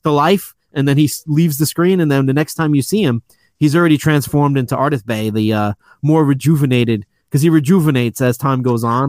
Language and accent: English; New York City, New York, United States; moved away as an adult; now in Long Island, United States; I grew up in Queens. I was raised there until about six years ago when I moved out to Long Island